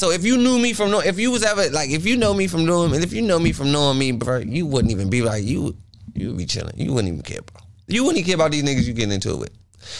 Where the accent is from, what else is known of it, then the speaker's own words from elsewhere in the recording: Washington, District of Columbia, United States; I'm from Washington, D.C.